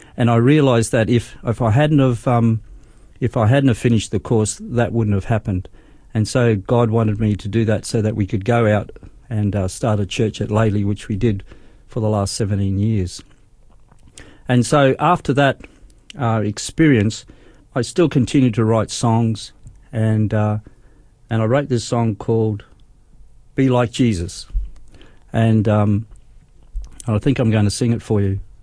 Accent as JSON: {"language": "English", "town": "Darwin", "region": "Northern Territory", "country": "Australia", "tie": "born or raised there", "also_born_or_lived": "Brisbane, Queensland", "moved": "as an adult", "said": "I was born in Brisbane, but we went to Darwin uh, when we was when I was seven years old"}